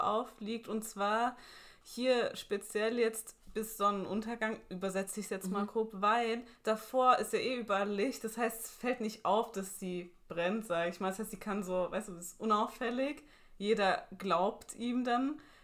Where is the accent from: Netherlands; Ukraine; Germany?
Germany; Ludwigshafen, Rhineland-Palatinate; Ich komme ja aus Ludwigshafen